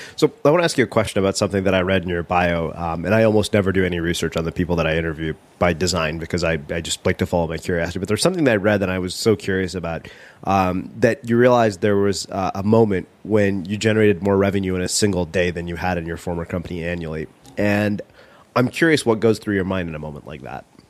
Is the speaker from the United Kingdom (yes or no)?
no; India; being Indian